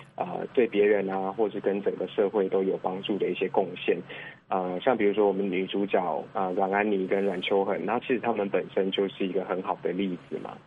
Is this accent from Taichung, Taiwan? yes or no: yes; Fengyuan, Taichung, Taiwan; 那我是在台中丰原长大的。